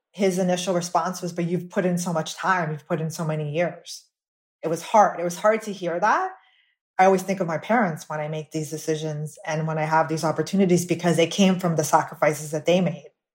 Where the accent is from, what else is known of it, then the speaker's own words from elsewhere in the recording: Miami, Florida, United States; I was born and raised in Miami, Florida